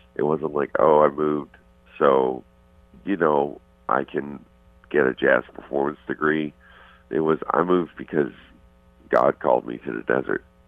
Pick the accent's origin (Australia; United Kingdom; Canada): Canada; moved away; also born or lived in Arizona; I'm Canadian.